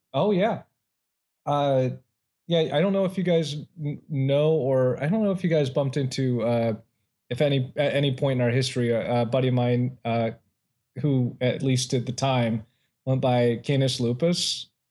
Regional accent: Ohio, United States; now in California, United States; my home state

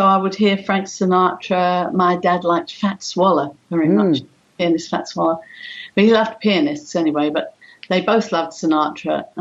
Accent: London, United Kingdom; I was born in the East End of London, very, very underprivileged people there, but very, very gregarious. All the families would get together

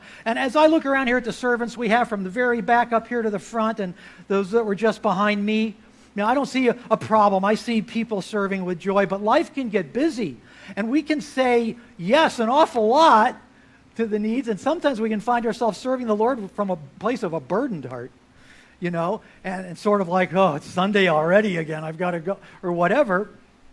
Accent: Florida, United States; moved away as an adult; also born or lived in Galveston, Texas; I grew up in Florida, got to Texas as fast as I could, but that was after college.

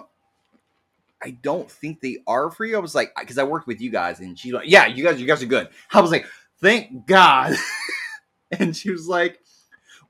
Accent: Zanesville, Ohio, United States; I'm from Zanesville

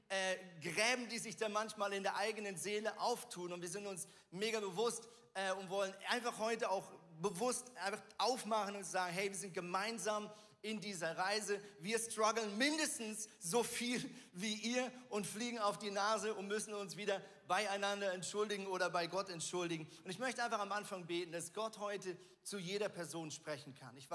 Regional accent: Switzerland; born there; ich bin ja Schweizer gebürtig

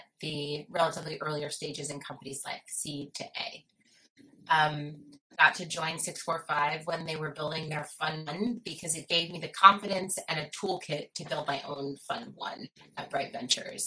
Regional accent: Philadelphia, Pennsylvania, United States; I'm from Philadelphia, and I've spent most of my life and career on the East Coast of the U.S.

